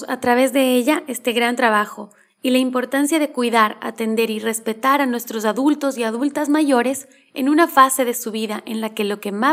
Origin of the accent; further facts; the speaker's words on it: Cotacachi, Imbabura, Ecuador; moved away; also born or lived in Quito; Cotacachi es del pueblo de donde yo soy, ahí en Ecuador.